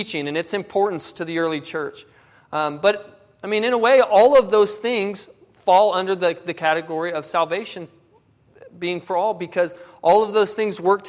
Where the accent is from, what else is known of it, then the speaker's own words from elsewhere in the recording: Denver, Colorado, United States; now in Choctaw, United States; I grew up in Denver. I love going home and visiting my family in Denver.